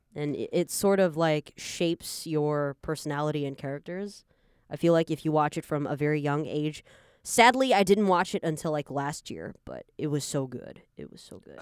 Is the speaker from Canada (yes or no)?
yes; Canada; now in Taiwan; I was born in Taiwan, so Taiwan is my country, you know. But I, I just grew up in Canada